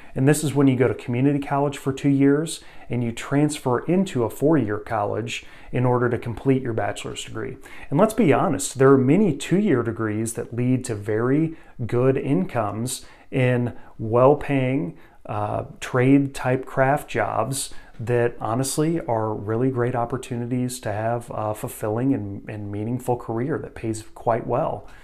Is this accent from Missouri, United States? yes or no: yes; Missouri, United States; my home state, Missouri